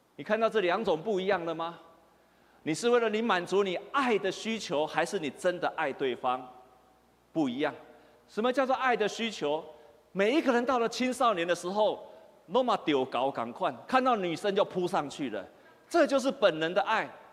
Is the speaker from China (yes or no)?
no; Taiwan; 我们台湾人